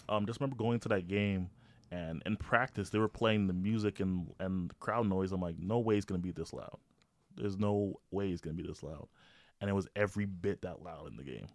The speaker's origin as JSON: {"language": "English", "town": "Toronto", "region": "Ontario", "country": "Canada", "tie": "born or raised there", "moved": "yes", "said": "I grew up in Toronto"}